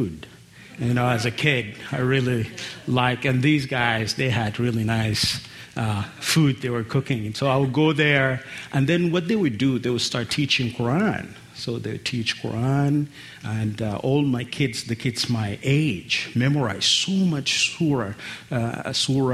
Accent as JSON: {"language": "English", "region": "Khartoum", "country": "Sudan", "tie": "born or raised there", "first_language": "Arabic", "second_language": "English", "said": "I was born with my siblings in Khartoum"}